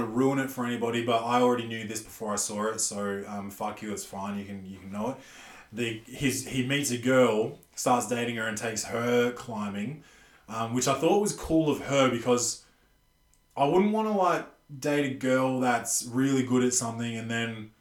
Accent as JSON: {"language": "English", "country": "Australia", "said": "I'm an Australian"}